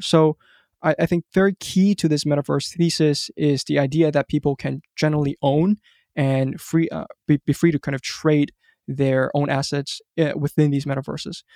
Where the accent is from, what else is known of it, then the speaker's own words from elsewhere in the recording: Hong Kong; moved away as an adult; also born or lived in United States; I grew up in Hong Kong